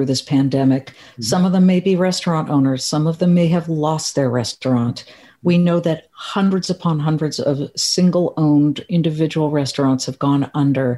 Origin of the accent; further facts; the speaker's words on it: Beverly Hills, California, United States; Beverly Hills, my hometown